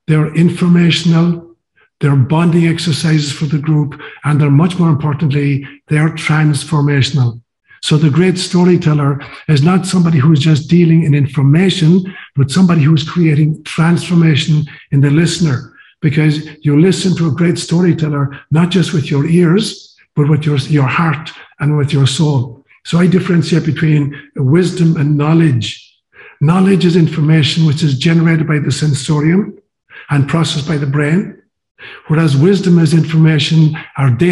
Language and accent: English; Ireland; moved away as an adult; also born or lived in Kenya; I'd been raised kind of bilingually, Gaelic and English, and all of my education in high school was through Gaelic.